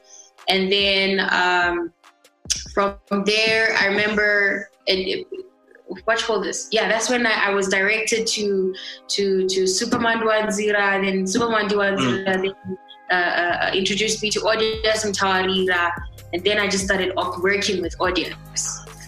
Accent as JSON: {"language": "English", "town": "Mutare", "region": "Manicaland", "country": "Zimbabwe", "tie": "born or raised there", "also_born_or_lived": "Bulawayo"}